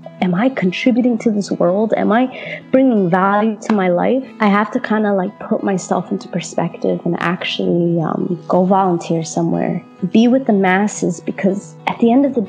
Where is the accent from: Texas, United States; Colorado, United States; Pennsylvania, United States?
Colorado, United States; Denver; also born or lived in Damascus, Syria; I was born and raised in Denver, Colorado, to an Arab father from Syria and a white mother from Iowa